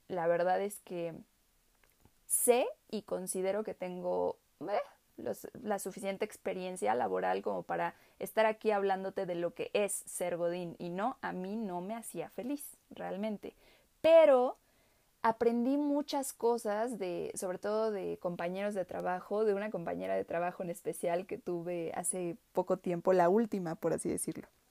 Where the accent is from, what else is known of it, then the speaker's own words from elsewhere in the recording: Mexico; soy pues mexicana, obviamente